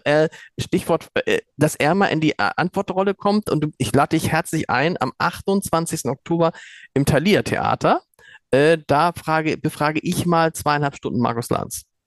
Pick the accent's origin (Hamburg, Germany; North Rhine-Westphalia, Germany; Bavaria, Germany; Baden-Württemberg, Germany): Hamburg, Germany; als Hamburger und als Chefredakteur des Hamburger Amts